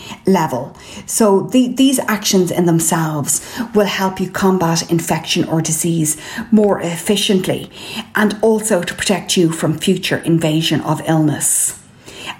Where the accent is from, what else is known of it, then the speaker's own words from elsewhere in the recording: Ireland; I'm …